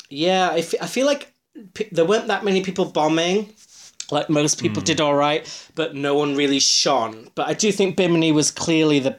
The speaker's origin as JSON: {"language": "English", "town": "Huddersfield", "region": "Yorkshire and the Humber", "country": "United Kingdom", "accent": "Yorkshire", "said": "she's doing my accent because Mel B's from Leeds, I'm from Huddersfield. It's the same. I mean, I've lost my accent."}